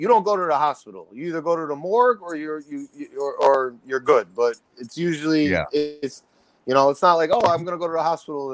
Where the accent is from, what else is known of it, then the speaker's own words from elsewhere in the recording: Yonkers, New York, United States; also born or lived in White Plains / Westchester; I was born in Yonkers